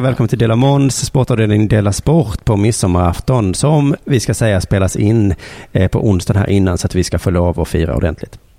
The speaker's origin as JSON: {"language": "Swedish", "country": "Sweden", "said": "vi svenskar"}